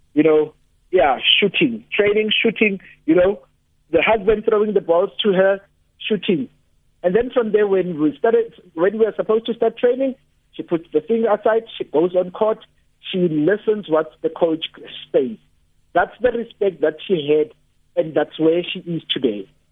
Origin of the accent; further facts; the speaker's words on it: Johannesburg, Gauteng, South Africa; I come from Soweto